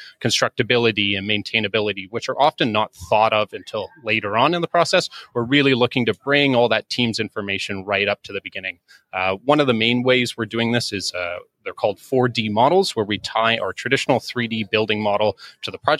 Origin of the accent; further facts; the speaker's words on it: Canada; accent: Canadian; also born or lived in Toronto; as you may be able to gather from my accent, I'm actually Canadian. So based in Toronto